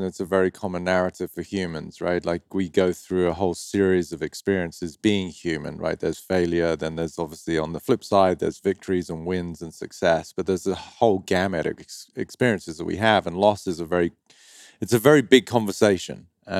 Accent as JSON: {"language": "English", "town": "Dover", "region": "South East England", "country": "United Kingdom", "moved": "yes", "said": "county of Kent near the town of Dover. And if you're from Dover, you speak like this, mate, all right? I'm from Dover. So when people hear me over here, they do not think I'm from Dover."}